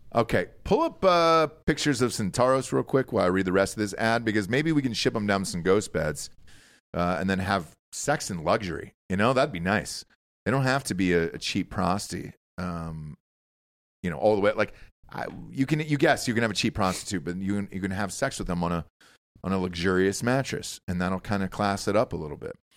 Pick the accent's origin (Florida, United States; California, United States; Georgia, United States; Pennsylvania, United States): Georgia, United States; now in Austin, Texas, United States; Georgia? It's my home state.